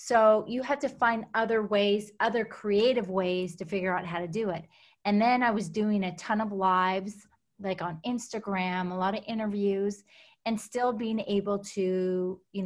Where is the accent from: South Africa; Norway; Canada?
Canada; Alberta; I was born and raised up in Canada, on a farm up in Alberta, Canada. So small town.